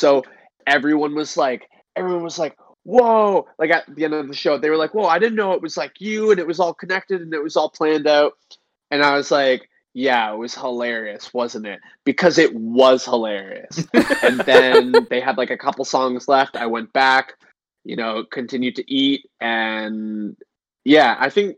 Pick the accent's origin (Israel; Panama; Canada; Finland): Canada; in Canada, our gas stations